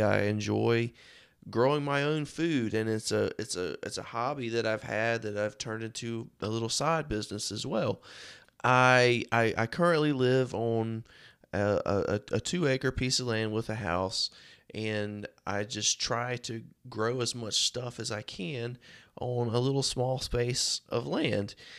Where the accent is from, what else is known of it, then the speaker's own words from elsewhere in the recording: Rocky Mount, North Carolina, United States; I'm from Rocky Mount, uh, North Carolina. It's where I live and work.